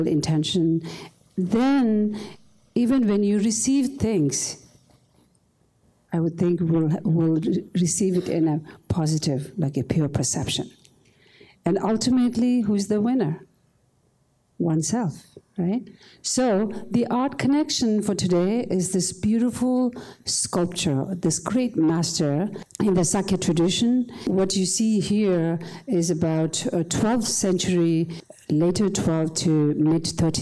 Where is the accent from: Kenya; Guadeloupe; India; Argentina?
India; moved away; as a child growing up in India